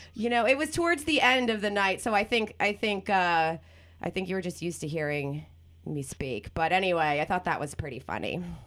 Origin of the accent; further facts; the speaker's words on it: New Jersey, United States; also born or lived in Venice, Los Angeles; now in Los Angeles, United States; I'm from Jersey